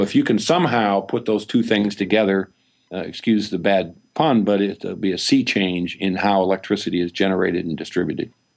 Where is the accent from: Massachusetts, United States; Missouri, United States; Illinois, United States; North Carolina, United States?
Illinois, United States; Peoria; I'm from Illinois, central Illinois, Peoria, Illinois. I didn't even see an ocean until I was in my twenties.